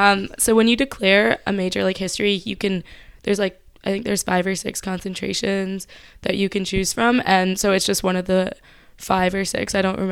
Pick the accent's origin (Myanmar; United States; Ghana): Myanmar; but I grew up in Myanmar.